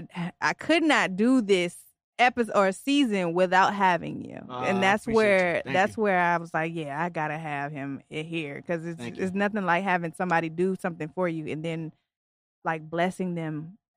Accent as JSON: {"language": "English", "town": "Detroit", "region": "Michigan", "country": "United States", "moved": "yes", "lives_now": "Virginia, United States", "said": "I'm not even from here. I'm originally from Detroit."}